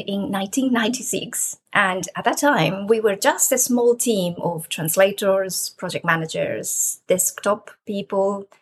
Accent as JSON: {"language": "English", "country": "Peru", "moved": "as an adult", "lives_now": "United Kingdom", "said": "I am originally from Peru, and I have a degree in architecture. I came to the UK many years ago to do a PhD"}